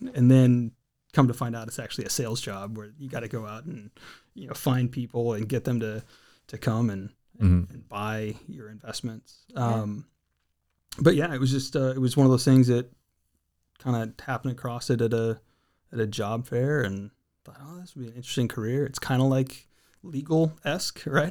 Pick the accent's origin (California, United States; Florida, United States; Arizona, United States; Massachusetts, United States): California, United States; Redding; also born or lived in San Diego County, California (Lakeside, El Cajon); just outside of Redding, California.